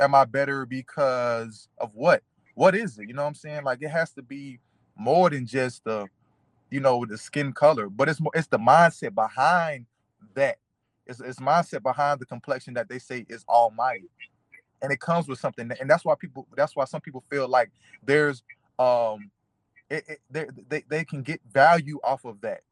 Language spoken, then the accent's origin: English; United States; I am still an American